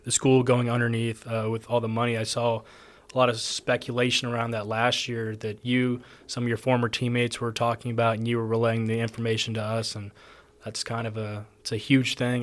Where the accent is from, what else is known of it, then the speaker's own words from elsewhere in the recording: Texas, United States; moved away as an adult; now in Georgia, United States; I'm from Texas, over here in Georgia